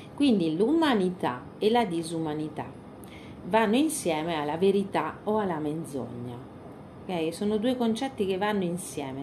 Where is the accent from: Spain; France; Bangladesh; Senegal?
Spain; moved away; noi veniamo dalla Spagna profonda